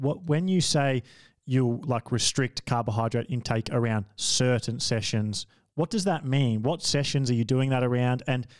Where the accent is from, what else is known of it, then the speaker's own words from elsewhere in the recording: Australia; as an Australian